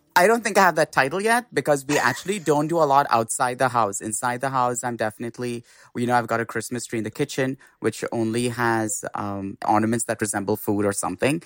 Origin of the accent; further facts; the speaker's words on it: Mumbai, Maharashtra, India; moved away; in India, I grew up in Bombay